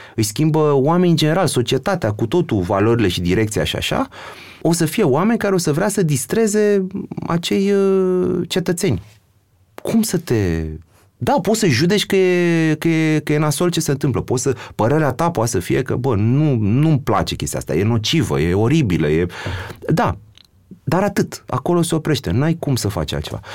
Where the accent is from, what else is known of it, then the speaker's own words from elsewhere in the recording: Romania; noi ca român